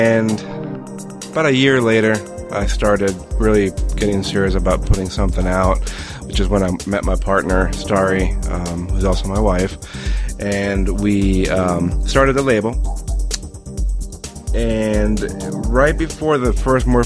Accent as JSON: {"language": "English", "country": "Colombia", "tie": "born or raised there", "moved": "yes", "lives_now": "United States", "said": "I was raised in Colombia, but I was born here in the U.S"}